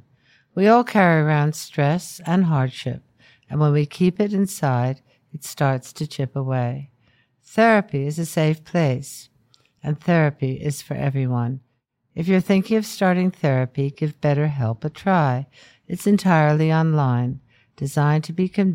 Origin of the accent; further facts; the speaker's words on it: United States; I'm American